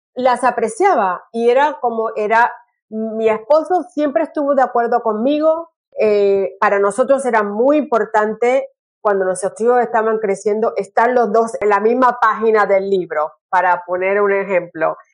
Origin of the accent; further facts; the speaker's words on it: Puerto Rico; also born or lived in California; now in Brisbane, Australia; yo soy eh, puertorriqueña